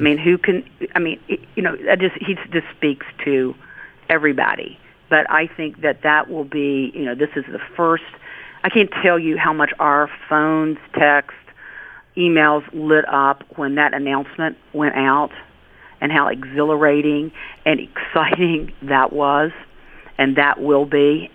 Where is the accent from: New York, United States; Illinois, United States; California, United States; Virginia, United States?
Virginia, United States; the mountains of western; accent: rural; I'm from the western part of the state. You can probably tell that, that I might have a little bit of rural in me from my accent, but I grew up in the, in the mountains of Virginia